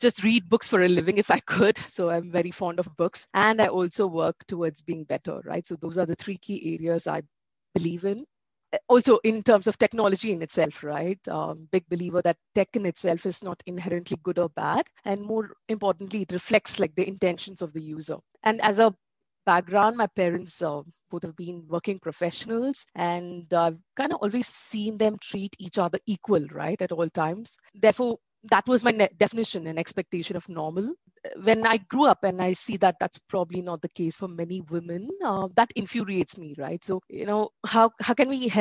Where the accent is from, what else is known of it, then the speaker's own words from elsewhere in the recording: Bangalore, Karnataka, India; also born or lived in Ahmedabad; my hometown, which is in Bangalore